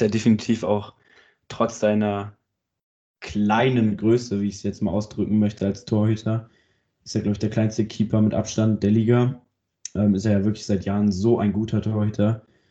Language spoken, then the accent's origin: German; Germany; Ich bin Deutscher.